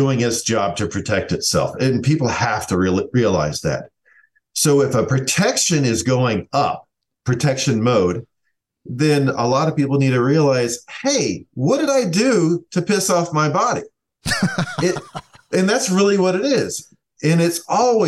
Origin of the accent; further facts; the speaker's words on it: the South, United States; I'm from the South.